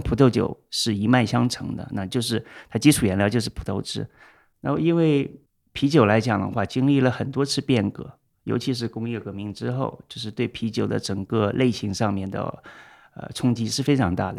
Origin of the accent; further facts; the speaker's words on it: China; moved away; 我们中国人